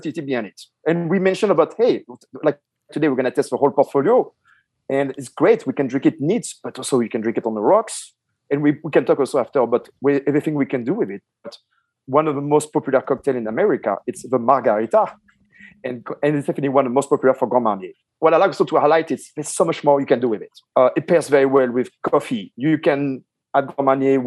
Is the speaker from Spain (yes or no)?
no; France; I grew up myself in France